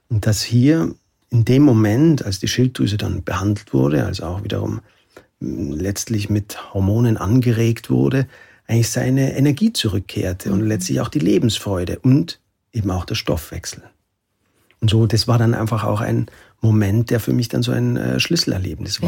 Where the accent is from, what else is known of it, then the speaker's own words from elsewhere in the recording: Oberammergau, Bavaria, Germany; Ich komme aus Oberammergau